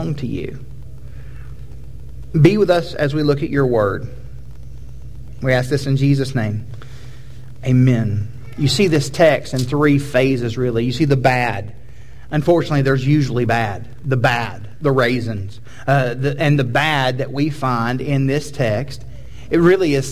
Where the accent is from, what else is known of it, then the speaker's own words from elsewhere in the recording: United States; We are American Protestants.